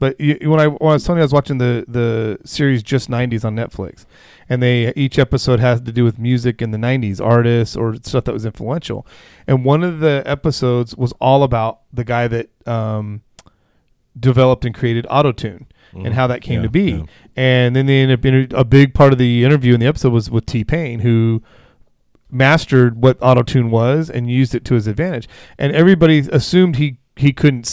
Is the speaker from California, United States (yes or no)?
yes; Vacaville, California, United States; We grew up in Vacaville